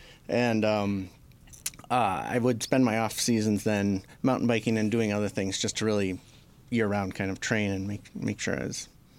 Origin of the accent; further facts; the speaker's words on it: Traverse City, Michigan, United States; also born or lived in Indiana; I was born in Indiana. I don't remember it. My parents moved right away, I think, up towards Traverse City. And that's all I remember growing up.